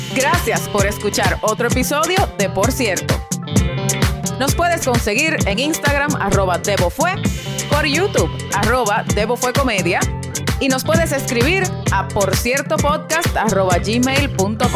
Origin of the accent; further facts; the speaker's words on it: Dominican Republic; yo no tengo ningún interés de que me llamen otra cosa que no sea dominicana.